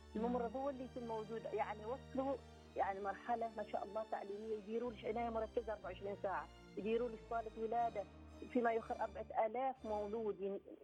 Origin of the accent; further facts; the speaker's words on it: Oman; احنا كنا اول دفعه